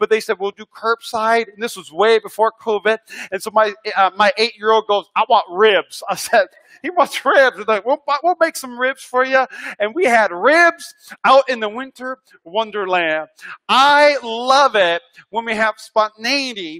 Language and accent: English; North Dakota, United States; now in Las Vegas, United States; I'm from North Dakota